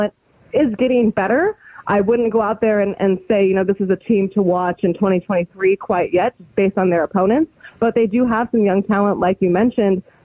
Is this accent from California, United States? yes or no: yes; California, United States; moved away; also born or lived in Arizona; I grew up in California and obviously went to Arizona State